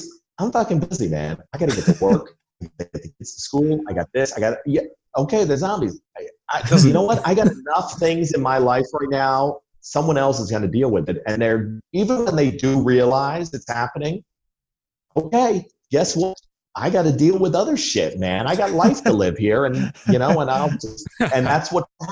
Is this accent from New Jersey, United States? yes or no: yes; New Jersey, United States; moved away; I'm from Jersey. I haven't lived there in 30 years, but Jersey is something in your DNA